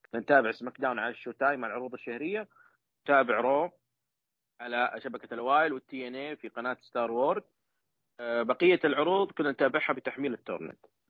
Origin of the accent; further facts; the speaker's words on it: Saudi Arabia; عندنا في السعوديه